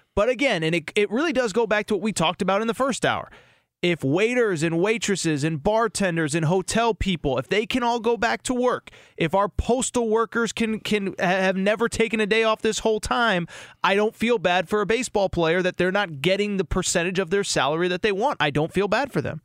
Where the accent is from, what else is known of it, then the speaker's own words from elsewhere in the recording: Connecticut, United States; I grew up in Connecticut